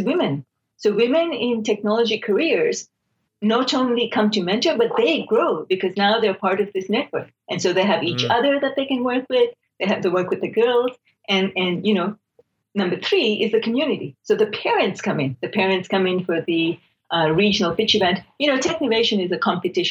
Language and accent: English; Nairobi, Kenya; also born or lived in Calgary, Canada / Silicon Valley, United States; now in United States; I'm from Kenya, so I was an immigrant from Nairobi to Calgary in 1979.